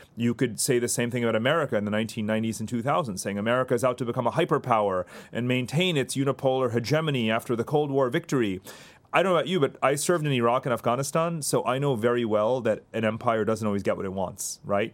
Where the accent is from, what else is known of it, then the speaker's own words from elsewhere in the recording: India; I was born in India.